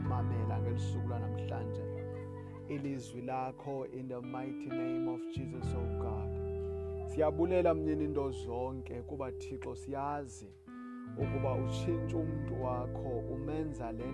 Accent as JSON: {"language": "English", "country": "South Africa", "first_language": "Xhosa", "second_language": "English", "said": "I am a Xhosa speaking guy from South Africa."}